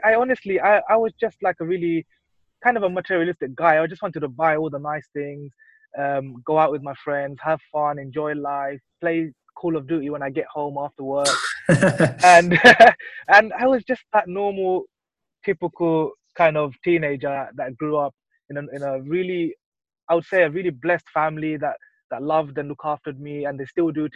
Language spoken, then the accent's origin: English; London, United Kingdom; I was born and raised here in London. I've lived here all my life.